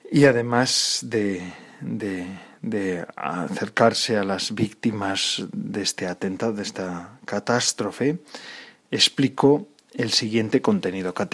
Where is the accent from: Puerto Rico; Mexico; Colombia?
Colombia; now in Spain; no soy de acá, soy colombiano.